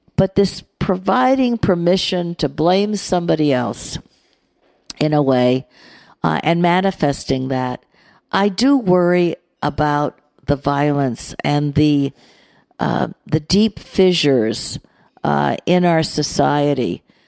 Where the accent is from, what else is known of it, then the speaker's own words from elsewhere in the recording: United States; I'm American